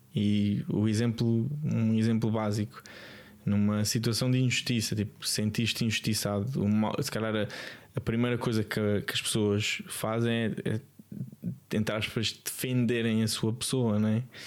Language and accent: Portuguese; Lisbon, Portugal; also born or lived in Alentejo; sou de Lisboa, nasci em Lisboa